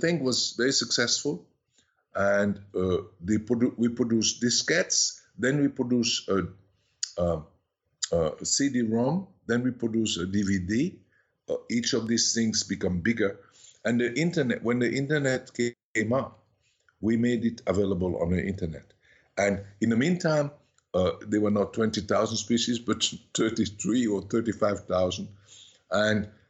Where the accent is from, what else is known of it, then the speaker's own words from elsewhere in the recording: Switzerland; also born or lived in Paris, France; And this family took me to Switzerland and never gave me back